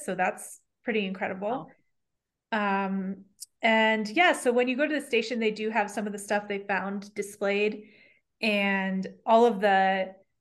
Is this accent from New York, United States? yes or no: yes; New York, United States; I come from New York